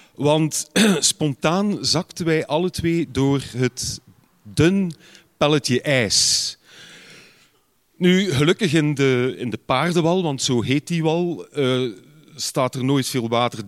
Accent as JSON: {"language": "Dutch", "town": "Ghent", "region": "Flanders", "country": "Belgium", "said": "bij ons op Gembrugge, dus is nogal een groene gemeente"}